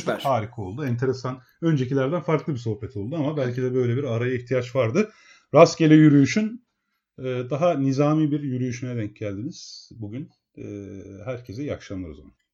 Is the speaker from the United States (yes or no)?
no; Emirdağ, Afyonkarahisar, Turkey; Emirdağ, Afyon Emirdağlıyım ben.